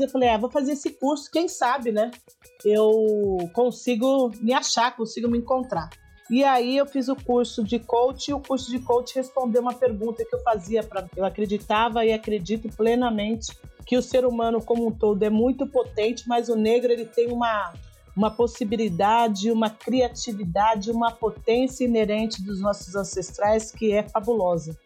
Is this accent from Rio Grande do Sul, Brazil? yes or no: no; São Paulo, Brazil; Sou do extremo da Zona Leste de São Paulo, sou de Guaianazes, né? nasci em Guaianazes